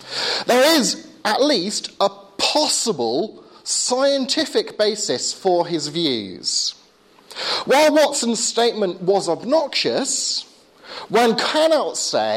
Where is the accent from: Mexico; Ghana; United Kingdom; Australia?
United Kingdom; Portsmouth, South East England; now in Southampton, United Kingdom; I live and work in Southampton, and I'm born and bred in Portsmouth, so I'm very much a South Coast boy